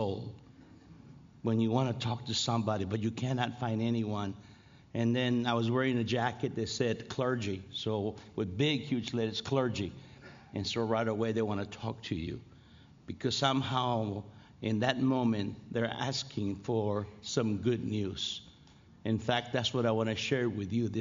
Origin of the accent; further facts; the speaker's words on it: Los Angeles, California, United States; I'm from L.A.